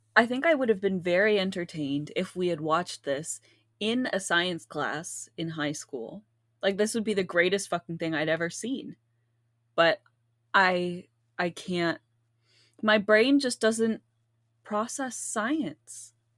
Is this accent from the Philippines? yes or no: yes; Philippines; we're Filipino